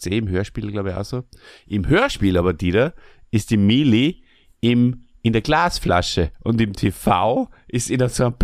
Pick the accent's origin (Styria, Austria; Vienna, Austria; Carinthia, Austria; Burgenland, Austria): Burgenland, Austria; Bei uns im Burgenland heißt es gsporsig, wenn jemand äh, ein bisschen ein merkwürdiges Verhalten an den Tag legt